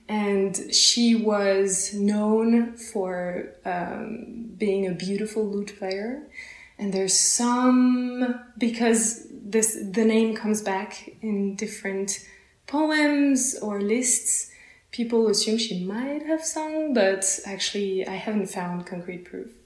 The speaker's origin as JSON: {"language": "English", "area": "close to Paris", "region": "Île-de-France", "country": "France", "moved": "yes", "lives_now": "Basel, Switzerland", "said": "I come from France, uh, close from close to Paris"}